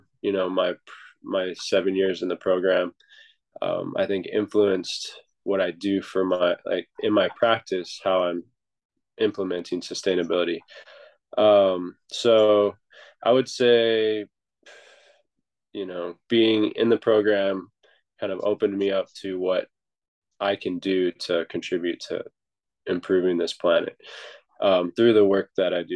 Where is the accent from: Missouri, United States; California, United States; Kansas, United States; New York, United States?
California, United States; Norco; moved away as an adult; now in Hawaii, United States; I was born in Southern California in a small town called Narco, just outside of Los Angeles. And I moved here just after high school